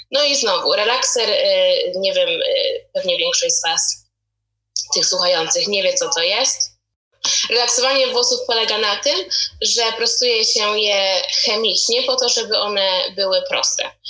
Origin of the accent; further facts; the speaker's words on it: Poland; dorastając w Polsce ja w ogóle nie pamiętam, żeby moja mama używała jakichkolwiek produktów e, do czesania moich włosów.